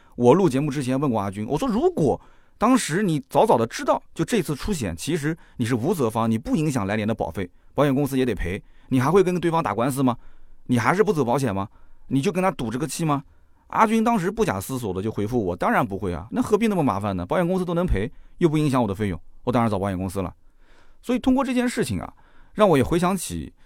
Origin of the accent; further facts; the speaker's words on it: Jiangsu, China; 在我们江苏这边呢